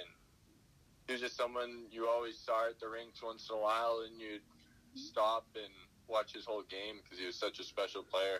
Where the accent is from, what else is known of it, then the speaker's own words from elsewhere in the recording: Boston, Massachusetts, United States; I grew up going to the bean pot. I grew up doing all those things